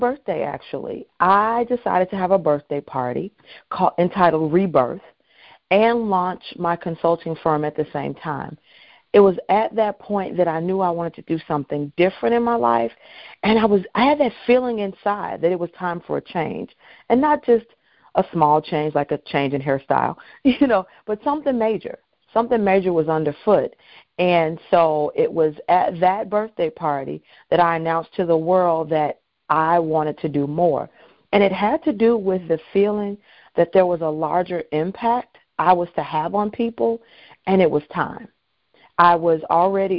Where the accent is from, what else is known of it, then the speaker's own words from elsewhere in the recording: Chicago, Illinois, United States; I was born and raised in Chicago, Illinois